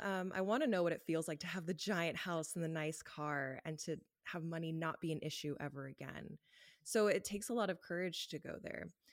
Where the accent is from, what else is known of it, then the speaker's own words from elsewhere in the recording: Los Angeles, California, United States; moved away as an adult; now in Canada; I'm from Los Angeles, and I lived a very Los Angeles life growing up